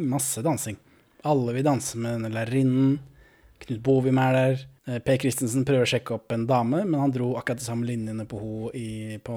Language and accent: Norwegian; Moss, Østfold, Norway; Født og oppvokst i Moss.